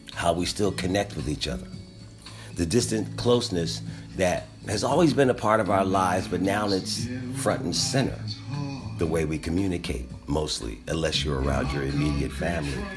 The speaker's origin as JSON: {"language": "English", "town": "Philadelphia", "region": "Pennsylvania", "country": "United States", "said": "We're from Philadelphia"}